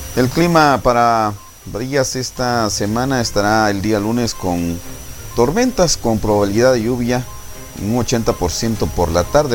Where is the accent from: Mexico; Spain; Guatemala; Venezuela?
Guatemala; como guatemaltecos